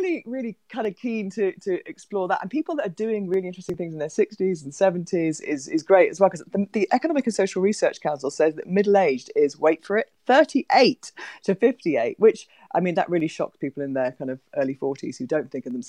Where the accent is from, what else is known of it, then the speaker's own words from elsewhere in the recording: Wales, United Kingdom; also born or lived in England; To be honest, I'm Welsh, Graham, right? So I'm thrilled with how Wales are doing. I'm married to a Scotsman, but I was born in England, so I'm properly British